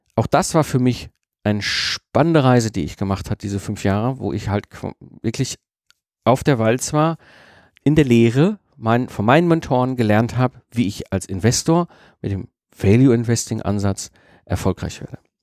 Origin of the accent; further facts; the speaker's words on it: Ruhr area, North Rhine-Westphalia, Germany; ich wurde halt als Kind im Ruhrpott in E hineingeboren. Ne? Also, ne, wenn du im Ruhrpott groß wirst